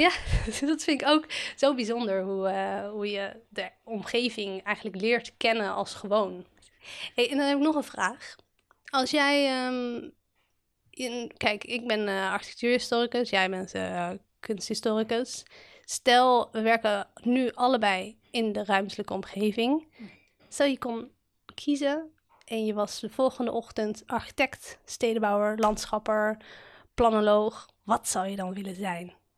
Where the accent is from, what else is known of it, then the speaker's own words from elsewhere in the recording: Amsterdam, North Holland, Netherlands; Ik ben een eh, geboren en getogen Amsterdammer. Ik heb nog nooit buiten eh, deze stad ja, gewoond.